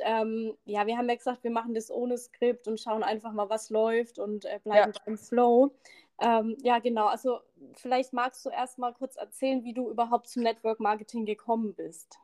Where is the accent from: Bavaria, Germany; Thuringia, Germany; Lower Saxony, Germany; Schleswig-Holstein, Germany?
Bavaria, Germany; the Bamberg area; accent: Franconian; dass wir wahrscheinlich am Ende beide voll fränkeln, weil ich ja auch aus der Gegend komme.